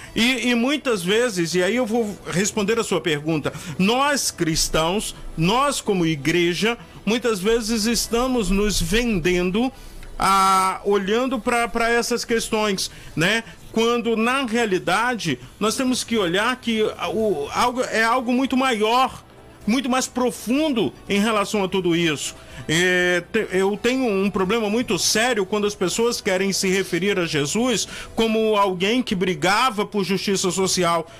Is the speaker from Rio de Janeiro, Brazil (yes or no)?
yes; Rio de Janeiro, Brazil; moved away; also born or lived in Northeast Brazil / North Brazil; eu já morei no Nordeste do Brasil, já morei na região Norte, sou carioca, e amo o Rio de Janeiro